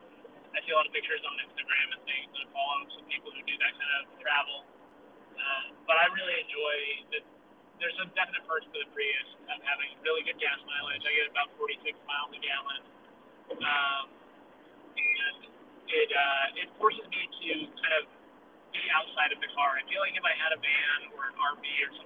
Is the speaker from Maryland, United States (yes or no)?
no; Reno, Nevada, United States; I am from Reno, Nevada